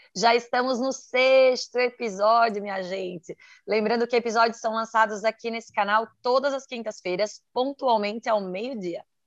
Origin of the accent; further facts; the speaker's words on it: Santa Catarina, Brazil; sou de Santa Catarina